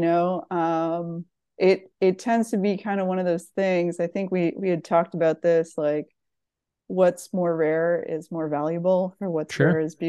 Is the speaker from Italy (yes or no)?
no; East Coast, Canada; also born or lived in Ontario; now in United States; So born and raised in the East Coast of Canada, spent some time, I suppose, in Ontario, eventually matriculated down to the United States of America.